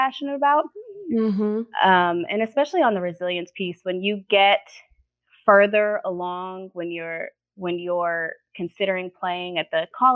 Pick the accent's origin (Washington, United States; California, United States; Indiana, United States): Indiana, United States; I was born in Indiana to my mom is white and my dad is black